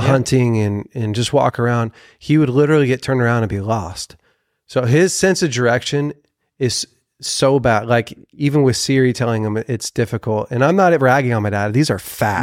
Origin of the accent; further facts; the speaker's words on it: Weaverville, California, United States; we grew up together in Weaverville